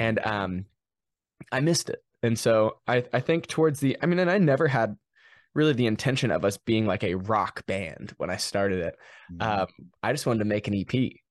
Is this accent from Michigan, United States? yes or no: no; Ohio, Indiana, United States; also born or lived in Cincinnati, Ohio; now in Redding, United States; I always tell people I grew up in Cincinnati, Ohio, but I grew up in on the state line on the Indiana side